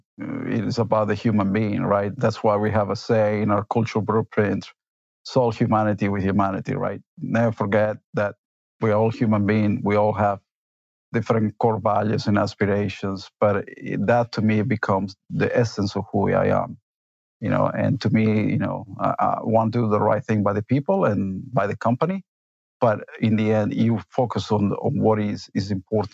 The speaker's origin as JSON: {"language": "English", "country": "Argentina", "tie": "born or raised there", "also_born_or_lived": "Italy", "moved": "yes", "said": "I was born in Argentina, but I grew up both in Argentina and Italy"}